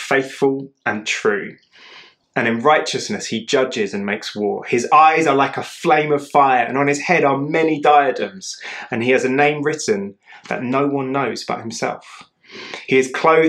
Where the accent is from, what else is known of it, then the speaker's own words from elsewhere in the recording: United Kingdom; I'm British